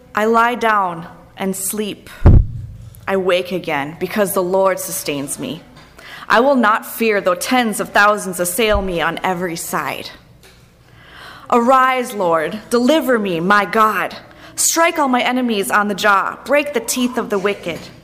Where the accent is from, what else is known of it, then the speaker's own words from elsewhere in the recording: Minnesota, United States; also born or lived in Denver, Colorado; I'm from Minnesota